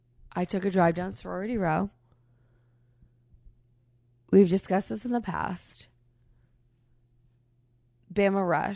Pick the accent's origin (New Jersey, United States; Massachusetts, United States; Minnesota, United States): Massachusetts, United States; I'm from New England, from Massachusetts, we're massive sports people, but there are very few New Englanders who will not so much as acknowledge other colors